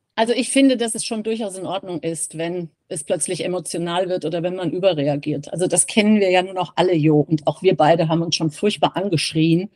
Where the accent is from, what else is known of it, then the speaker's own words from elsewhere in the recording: Giessen, Hesse, Germany; Wir sind ähm, Gießener. Also wir sind in Gießen groß geworden